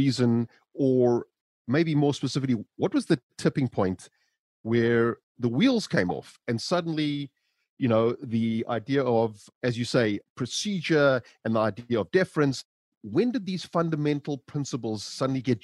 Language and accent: English; South Africa; the sense of maybe deference that at least I grew up with in South Africa